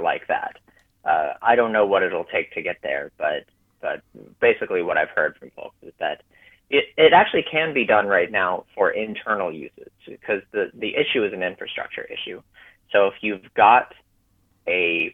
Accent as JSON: {"language": "English", "region": "Texas", "country": "United States", "tie": "born or raised there", "also_born_or_lived": "Arizona", "moved": "yes", "lives_now": "Maryland, United States", "said": "I grew up in Texas"}